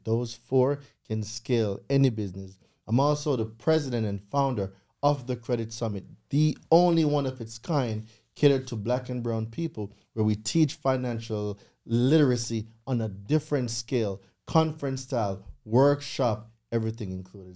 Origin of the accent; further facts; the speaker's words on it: Jamaica; moved away as an adult; now in United States; I'm a real island boy, yard man, straight from Jamaica. Um, grew up in Jamaica for twenty years